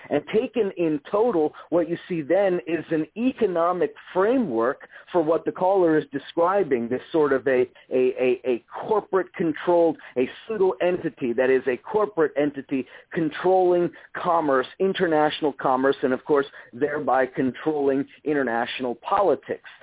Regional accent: United States

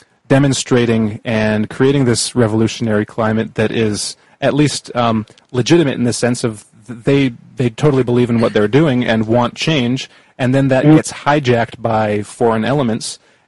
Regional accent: Canada; And like I'm Canadian, and we now have in Canada like a foreign minister

